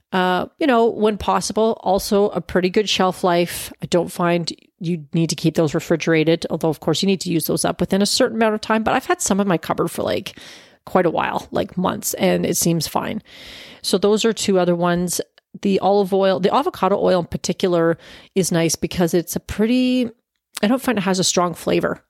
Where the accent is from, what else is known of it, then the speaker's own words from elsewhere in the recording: Canada; as a Canadian